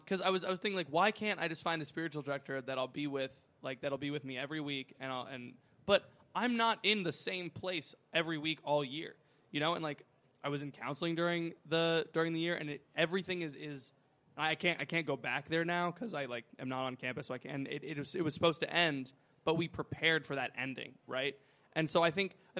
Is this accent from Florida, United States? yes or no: yes; Florida, United States; I'm from Florida where there's a lot of hurricanes